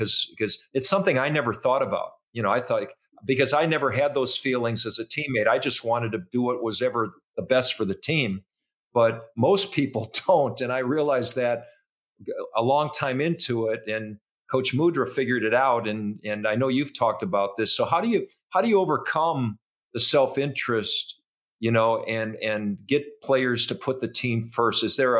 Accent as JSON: {"language": "English", "region": "Minnesota", "country": "United States", "tie": "born or raised there", "also_born_or_lived": "Iowa", "said": "he was a famous coach to all of us growing up in Minnesota and Iowa."}